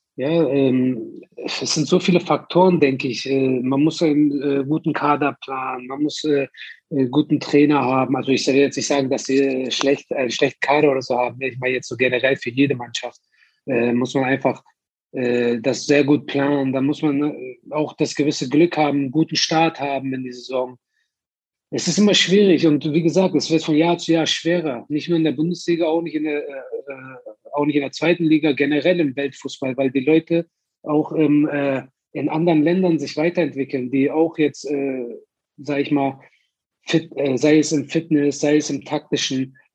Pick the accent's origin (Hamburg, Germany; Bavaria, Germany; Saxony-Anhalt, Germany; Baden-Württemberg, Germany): Hamburg, Germany; moved away as an adult; also born or lived in Berlin / Turkey; ich bin aus Hamburg, ich komme aus, äh, ich bin geboren in St. Pauli, äh, zehn Jahre da gelebt